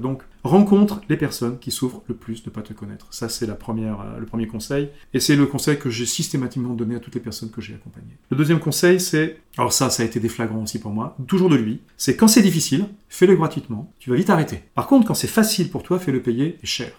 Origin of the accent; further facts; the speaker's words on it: Strasbourg, Grand Est, France; je suis de Strasbourg